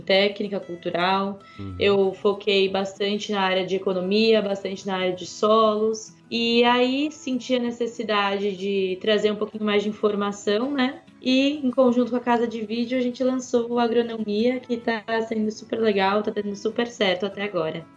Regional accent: São Paulo, Brazil; moved away as an adult; also born or lived in Piracicaba; now in Tasmania, Australia; eu cresci em São Paulo

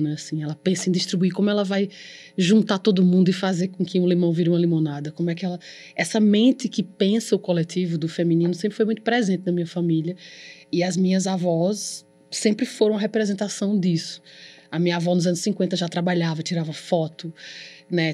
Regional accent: Campina Grande, Paraíba, Brazil; Eu nasci em Campina Grande.

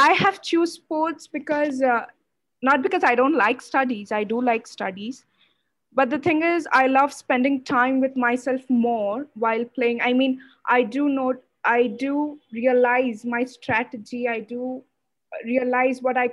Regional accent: Odisha, India; now in Bangalore, India; I live in Bangalore, but I was born and brought up in Odisha.

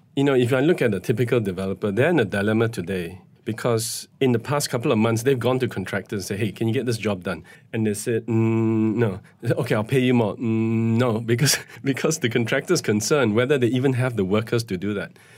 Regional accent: Malaysia; as a Malaysian citizen

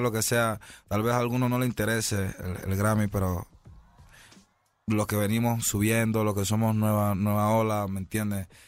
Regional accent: Panama; cinco años en mi país

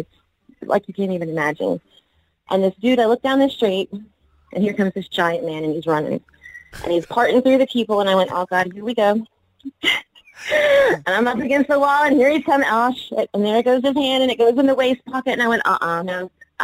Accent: the South, United States; now in New Zealand; obviously I am not originally from New Zealand. I'm a Yank.

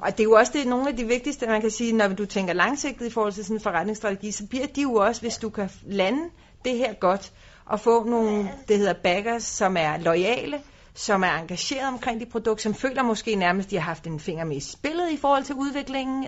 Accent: Denmark; vi kommer fra Danmark, som er en cyklenation

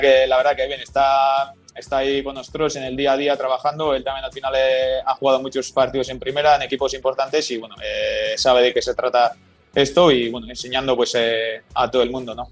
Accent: Gipuzkoa, Basque Country, Spain; moved away as an adult; now in Dallas, United States; yo soy de Guipúzcoa

